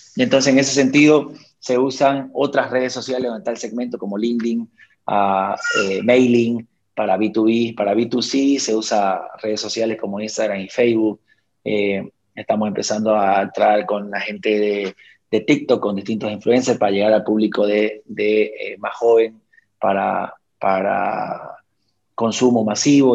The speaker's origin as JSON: {"language": "Spanish", "country": "Bolivia", "said": "nosotros muchas veces como bolivianos"}